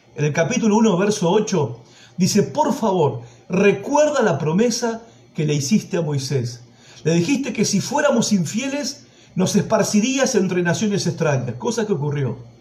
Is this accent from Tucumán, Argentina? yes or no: no; Villa Madero, Buenos Aires Province, Argentina; allá en mi barrio de donde soy, en Villa Madero, provincia de Buenos Aires